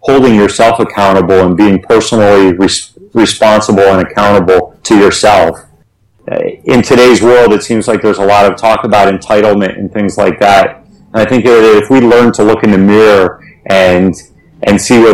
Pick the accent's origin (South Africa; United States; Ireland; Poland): United States; we as Americans, and we especially as American entrepreneurs and leaders